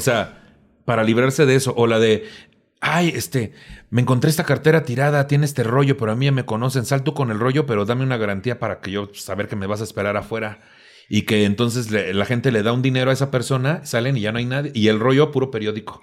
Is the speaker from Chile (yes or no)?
no; Tampico, Tamaulipas, Mexico; also born or lived in Cuernavaca / Cancún; now in Mexico City, Mexico; Yo nací en Tampico, me fui a Cuernavaca y luego me fui a vivir a Cancún un tiempo.